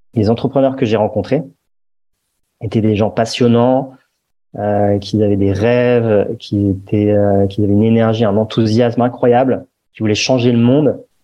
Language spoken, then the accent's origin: French; Paris, Île-de-France, France; j'ai grandi à Paris